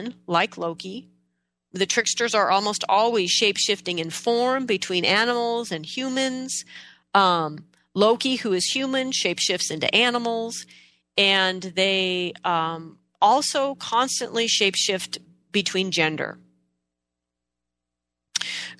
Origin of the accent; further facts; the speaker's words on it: Pacific Northwest, United States; In the Pacific Northwest here, where I am from